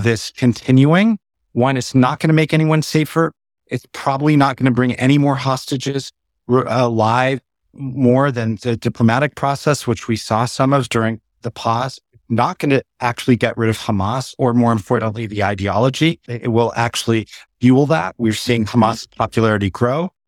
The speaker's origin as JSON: {"language": "English", "town": "San Diego", "region": "California", "country": "United States", "tie": "born or raised there", "said": "I was born and raised in San Diego"}